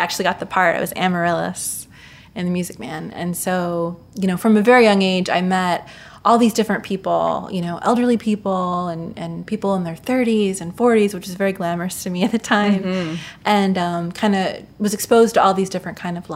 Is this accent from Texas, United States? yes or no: no; Mansfield, Ohio, United States; I grew up in Mansfield, Ohio, which is the home of the Shawshank Redemption